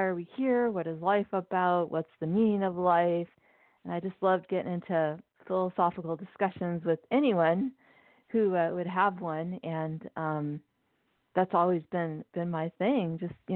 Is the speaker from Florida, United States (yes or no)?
no; Pasadena, California, United States; also born or lived in Newbury Park, California / San Luis Obispo, California; I grew up in near Los Angeles, California, both in Pasadena and then Newbury Park, California